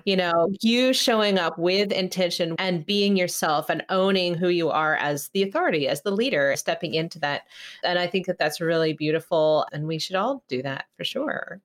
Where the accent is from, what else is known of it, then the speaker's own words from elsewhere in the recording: California, United States; I grew up in California